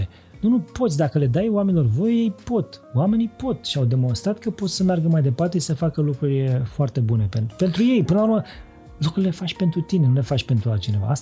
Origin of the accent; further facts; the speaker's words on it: Transylvania, Romania; now in Bucharest, Romania; Eu din Ardeal